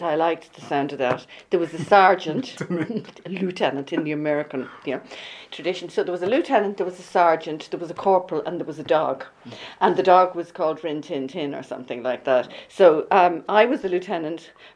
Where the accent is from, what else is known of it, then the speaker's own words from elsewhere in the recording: North County Dublin, Leinster, Ireland; also born or lived in London; I grew up like a wild child on a farm in North County Dublin